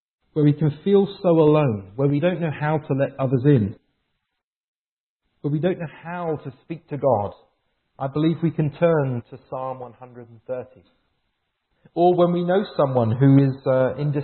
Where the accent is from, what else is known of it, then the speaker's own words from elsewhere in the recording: England, United Kingdom; moved away as an adult; now in Vancouver, Canada; I moved to Vancouver 4 years ago from England. I'm English